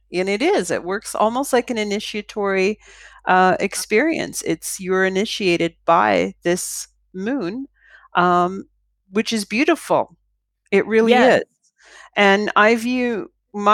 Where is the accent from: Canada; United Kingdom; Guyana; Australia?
Canada; Toronto, Ontario; I came from Toronto, which is a major city.